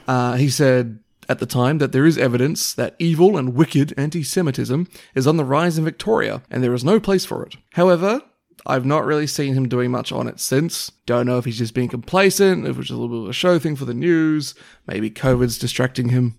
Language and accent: English; Papua New Guinea; moved away; when I was growing up in New Guinea